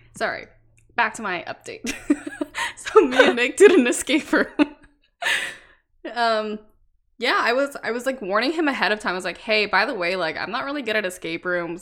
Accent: Canada; I was born in Canada to two immigrant Vietnamese parents.

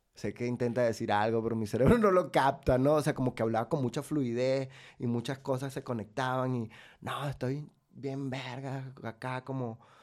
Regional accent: Venezuela; moved away as an adult; also born or lived in Valencia / Maracay; now in Mexico

